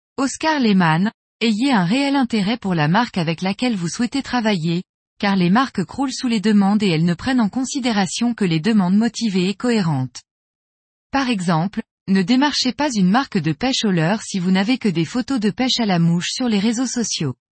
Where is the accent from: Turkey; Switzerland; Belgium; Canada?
Switzerland; je suis suisse